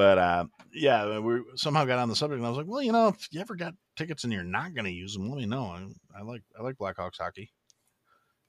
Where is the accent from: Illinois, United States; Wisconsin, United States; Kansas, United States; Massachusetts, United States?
Wisconsin, United States; Kenosha; also born or lived in Chicago metro area; I'm originally from Kenosha, which is the place that was in the news a couple of years ago for being on fire.